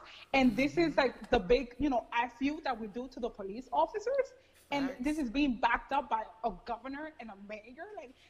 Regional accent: United States; I'm glad I'm an American. Like, thank God I was born here. Because if I would have been born in the Dominican Republic, and this is no shade to my parents' countries, obviously.

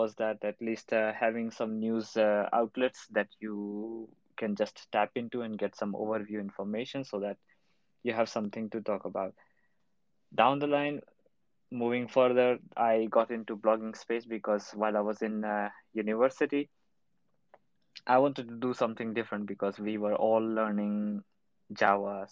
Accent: India; now in Berlin, Germany; I'm from India, currently working in Berlin.

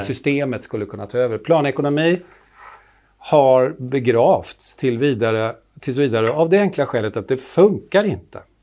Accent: Finland; accent: Finland-Swedish; moved away; jag kommer från Finland från början och talar så här som Mumintroll

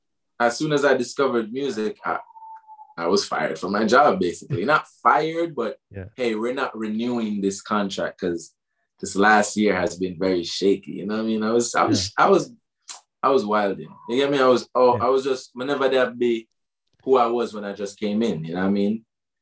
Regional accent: Waterford, Munster, Ireland; And then I used to parody this Rasta youth when I was growing up in Waterford.

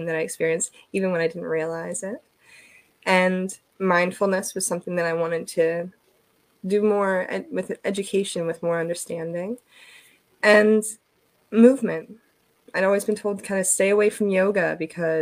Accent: New Jersey, United States; also born or lived in Eastern Shore of Maryland; now in Maryland, United States; I'm originally from New Jersey

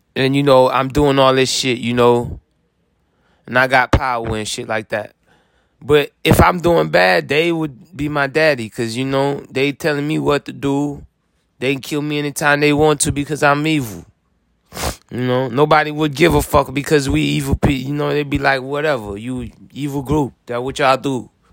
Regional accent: Florida, United States; I'm come from Florida

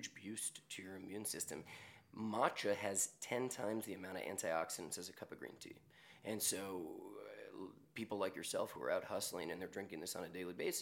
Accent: New York, United States; I'm born and raised in New York, as is my brother, and growing up in the city

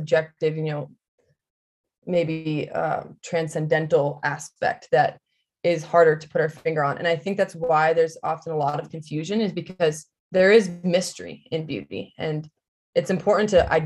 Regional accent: New England, United States; moved away as an adult; now in Arizona, United States; I'm obviously from New England, but I've become a wimp already in 1 year of being here

